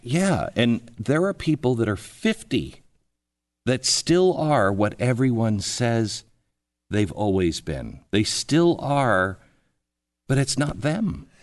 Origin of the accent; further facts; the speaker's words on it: Seattle, Washington, United States; moved away as an adult; I grew up in Seattle, then I moved to Washington, D C.